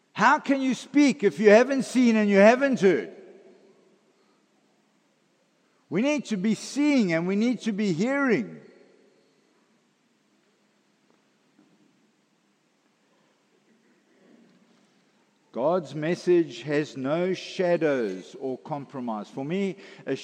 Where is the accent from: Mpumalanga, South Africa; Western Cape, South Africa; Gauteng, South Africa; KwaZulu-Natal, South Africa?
KwaZulu-Natal, South Africa; I grew up in Natal